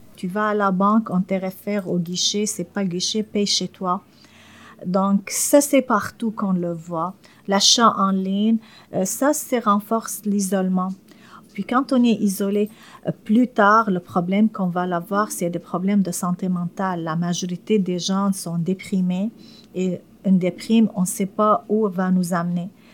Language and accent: French; Syria; French is a second language; moved away as an adult; now in Montreal, Canada